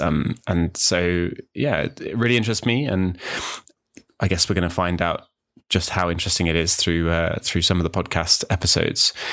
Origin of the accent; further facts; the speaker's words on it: New Zealand; also born or lived in United Kingdom; now in Wales, United Kingdom; I grew up in New Zealand, um, although I was born in the U K